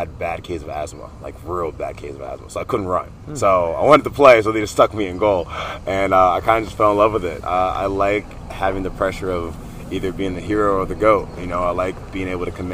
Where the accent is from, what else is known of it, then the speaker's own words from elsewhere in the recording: Delaware, United States; I was born and raised in Delaware